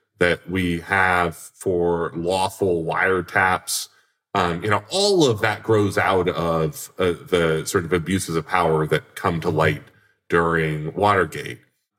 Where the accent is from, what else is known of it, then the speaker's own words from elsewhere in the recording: Vermont, United States; my senator, my home state senator, Patrick Leahy